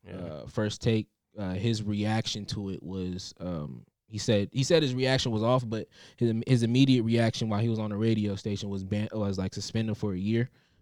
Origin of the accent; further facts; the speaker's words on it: Southern California, United States; We're from SoCal